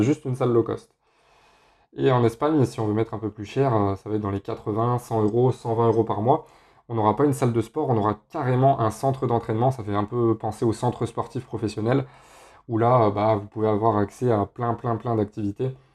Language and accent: French; Grenoble, Auvergne-Rhône-Alpes, France; now in Spain; moi, je suis pas de la région parisienne, je suis de Grenoble